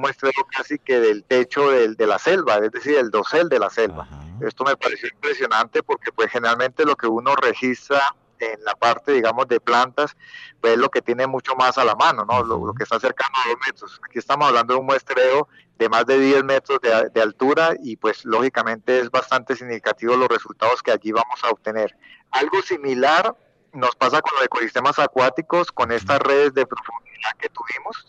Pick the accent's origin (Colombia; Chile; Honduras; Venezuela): Colombia; nosotros los colombianos